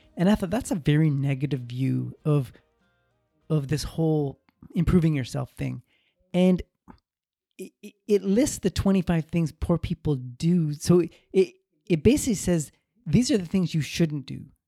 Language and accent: English; Canada; I was born in Canada, a, a very prosperous country, full of opportunity